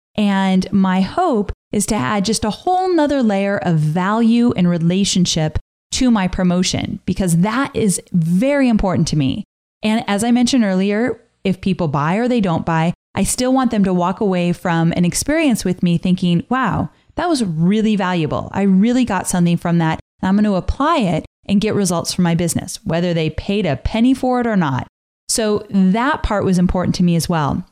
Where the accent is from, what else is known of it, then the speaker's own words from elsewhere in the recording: Southern California, United States; moved away; I was born and raised in Southern California